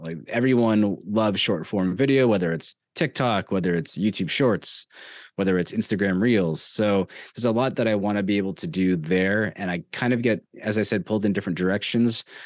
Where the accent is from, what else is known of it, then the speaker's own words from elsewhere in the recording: New York, United States; growing up in New York, I am a Yankees fan